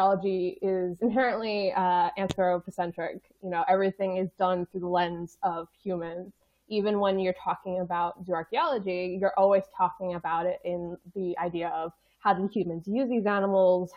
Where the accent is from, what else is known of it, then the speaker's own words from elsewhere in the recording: United States; moved away as an adult; now in United Kingdom; me being an American